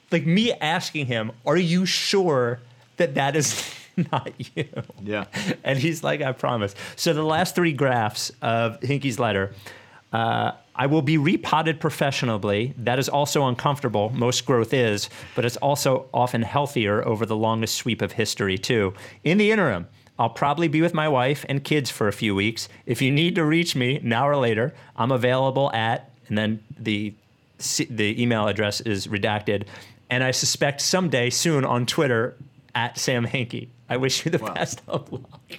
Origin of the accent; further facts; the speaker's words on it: Perth, Western Australia, Australia; I am from Perth in Western Australia.